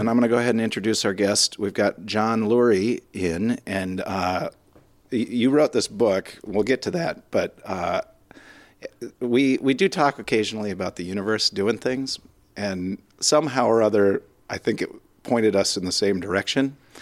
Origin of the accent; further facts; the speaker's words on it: Minnesota, United States; being so Minnesotan